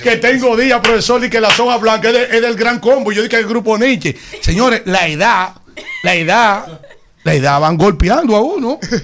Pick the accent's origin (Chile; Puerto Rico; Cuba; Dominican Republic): Dominican Republic; Yaguate, San Cristóbal; para este humilde hombre de Yaguate que se, que se crió en esa iglesia